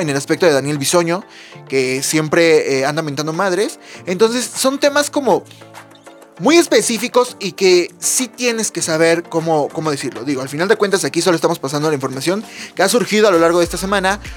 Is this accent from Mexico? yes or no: yes; Puebla, Mexico; yo soy de Puebla